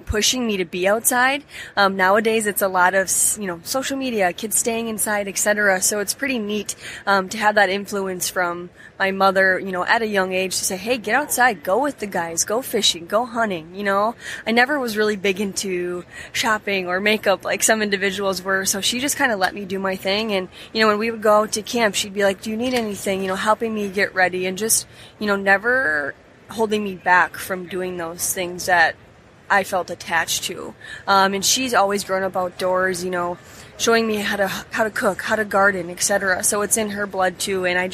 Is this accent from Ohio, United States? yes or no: no; Upper Peninsula of Michigan, United States; moved away; so I grew up in the Upper Peninsula of Michigan